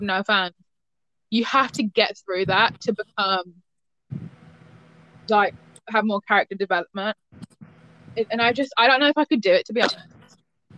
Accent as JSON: {"language": "English", "country": "United Kingdom"}